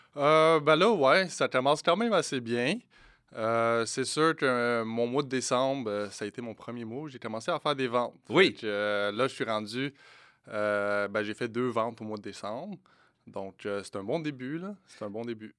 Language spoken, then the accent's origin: French; Morocco; je suis marocain